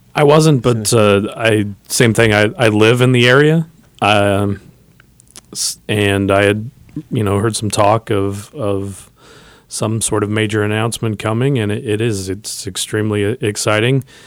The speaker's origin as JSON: {"language": "English", "town": "Hutchinson", "region": "Kansas", "country": "United States", "tie": "born or raised there", "moved": "as an adult", "lives_now": "Manhattan, United States", "said": "I grew up in Hutchinson"}